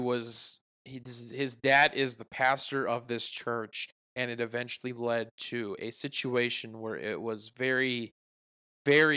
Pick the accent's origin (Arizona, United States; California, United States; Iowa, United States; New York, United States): Iowa, United States; we were born and raised in Iowa